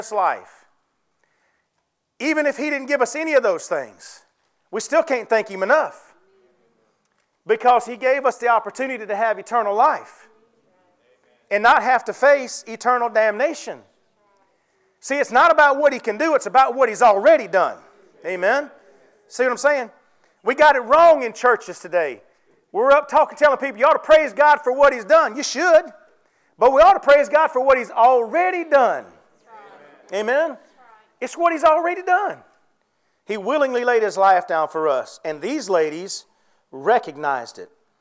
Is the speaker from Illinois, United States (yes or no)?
no; Ware Shoals, South Carolina, United States; I'm from Ware Shoals